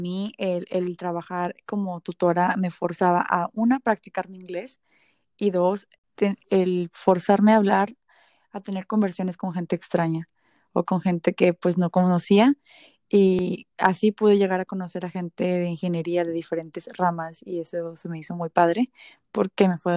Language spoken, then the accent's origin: Spanish; Reynosa, Tamaulipas, Mexico; moved away as an adult; also born or lived in Texas, United States; now in United States; Y nosotras somos de Reynosa, Tamaulipas. Nos mudamos a Estados Unidos para conseguir nuestro título universitario en la Universidad de Texas, Río Grande Valley.